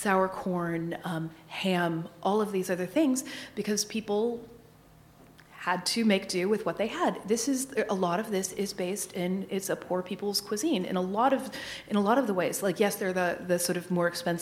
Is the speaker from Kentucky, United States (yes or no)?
yes; Northern Kentucky, United States; moved away as an adult; also born or lived in Baltimore; I grew up in Kentucky, Northern Kentucky, but still, I go off to school in Baltimore